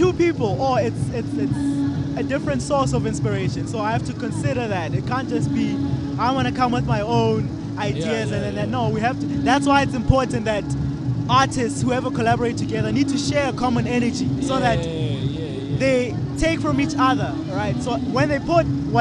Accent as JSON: {"language": "English", "town": "Tembisa", "region": "Gauteng", "country": "South Africa", "tie": "born or raised there", "also_born_or_lived": "Alexandra / Olifantsfontein", "said": "I've moved a lot, but I've spent the bulk of my years in Tembisa surrounding areas"}